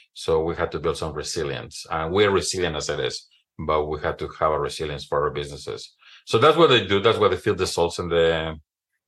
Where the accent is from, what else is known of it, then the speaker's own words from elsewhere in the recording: Mexico City, Mexico; moved away as an adult; now in Oregon, United States; born and raised in Mexico City